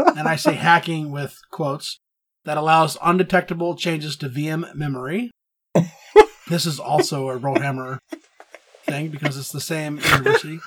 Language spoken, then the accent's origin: English; Texas, United States; growing up in Texas